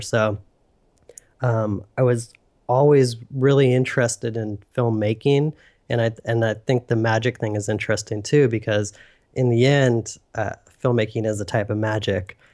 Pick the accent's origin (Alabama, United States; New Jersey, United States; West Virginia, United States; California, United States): California, United States; Northern; born and raised in Northern California